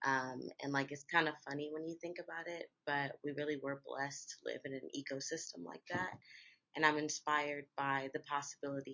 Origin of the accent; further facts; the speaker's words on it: Baltimore, Maryland, United States; I'm from Baltimore, Maryland